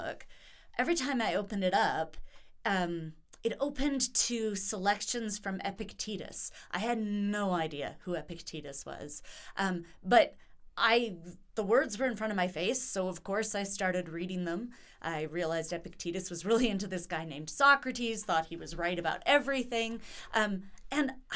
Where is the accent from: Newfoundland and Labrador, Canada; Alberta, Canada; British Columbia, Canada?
British Columbia, Canada; Vancouver Island; moved away as an adult; also born or lived in Whitehorse, Yukon / Antwerp, Belgium / Ontario; We moved down to Vancouver Island, which is where I grew up.